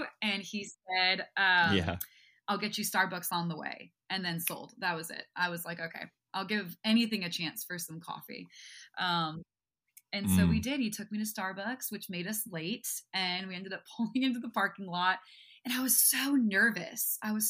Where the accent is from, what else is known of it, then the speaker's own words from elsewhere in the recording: New York, United States; I claim the title as New Yorker. But yeah, I grew up right outside of the city.